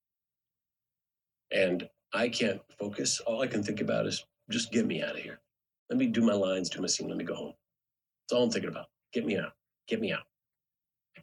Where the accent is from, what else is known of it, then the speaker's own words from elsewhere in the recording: Edmonton, Alberta, Canada; moved away as an adult; also born or lived in New York; I was from Edmonton, Alberta